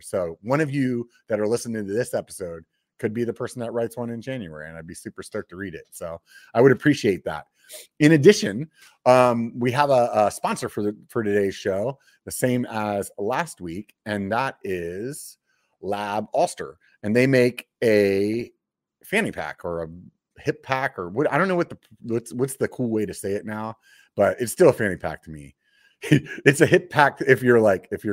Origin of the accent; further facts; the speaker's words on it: Pennsylvania, United States; moved away; I grew up on the East Coast. I'm from Pennsylvania originally.